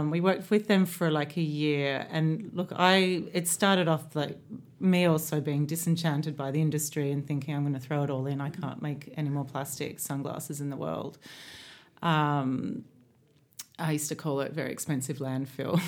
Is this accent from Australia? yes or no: yes; Australia; moved away as an adult; also born or lived in London; now in Ibiza, Spain; being Australian